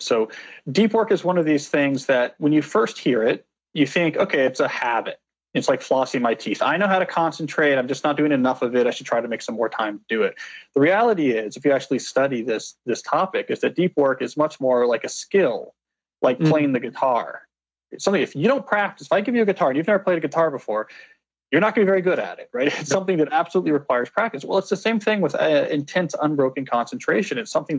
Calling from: Washington, District of Columbia, United States; I'm on the campus of Georgetown University in Washington, D.C. at the moment.

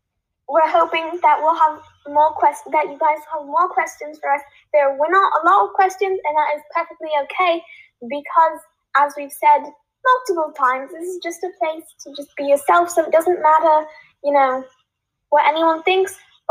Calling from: California, United States; I am calling from California.

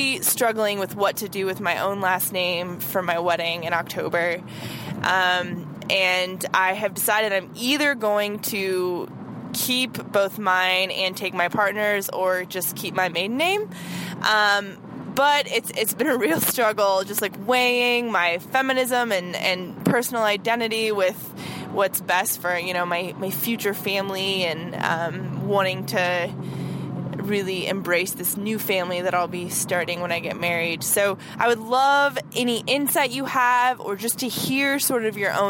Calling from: Nebraska, United States; I'm calling from Nebraska

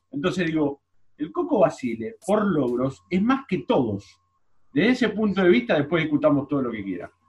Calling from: Ciudadela, Buenos Aires Province, Argentina; Hola muchachos de Esto es Racing, eh … de Ciudadela

